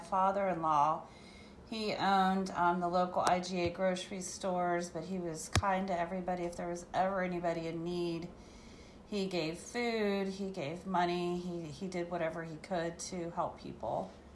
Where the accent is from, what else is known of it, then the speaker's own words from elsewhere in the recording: Whipple, Ohio, United States; I grew up in a town outside of Marietta, Ohio called Whipple, Ohio.